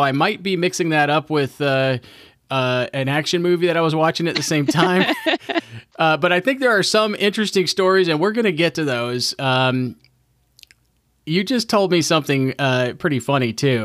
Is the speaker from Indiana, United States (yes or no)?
yes; Indiana, United States; also born or lived in Michigan; now in Rhode Island, United States; I grew up in Indiana, and I live in Rhode Island now